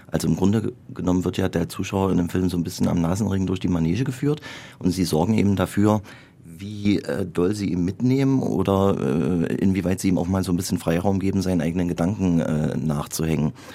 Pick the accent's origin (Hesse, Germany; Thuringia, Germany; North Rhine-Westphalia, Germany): Thuringia, Germany; Gera; in meinem Geburtsort Gera